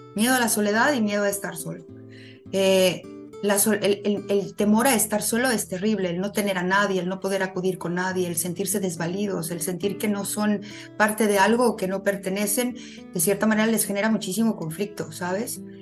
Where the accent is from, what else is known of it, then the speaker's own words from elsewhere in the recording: Mexico City, Mexico; moved away as an adult; also born or lived in Morelia, Mexico; now in Ensenada, Mexico; soy originaria de la Ciudad de México